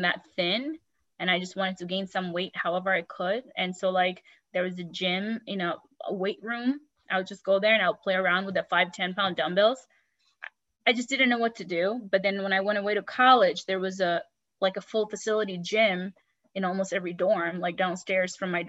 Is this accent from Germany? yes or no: no; Bangladesh; also born or lived in New York, United States; now in California, United States; growing up in Bangladesh